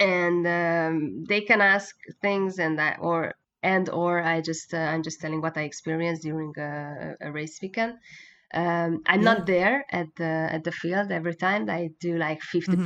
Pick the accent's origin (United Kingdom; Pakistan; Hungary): Hungary; English is a second language